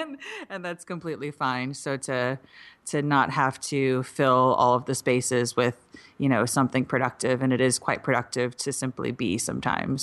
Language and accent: English; Midwest, United States; I'm from the Midwest